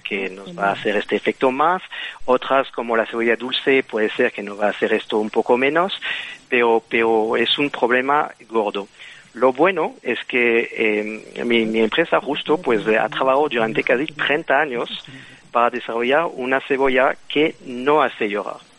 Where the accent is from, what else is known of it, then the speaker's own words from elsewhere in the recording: Belgium; Spanish is a second language; moved away; como puedes entender con el acento, pues eh, soy de Bélgica